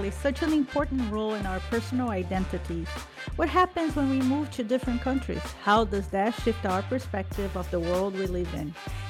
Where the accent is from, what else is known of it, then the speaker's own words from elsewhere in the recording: Brazil; now in Massachusetts, United States; we were both born in Brazil.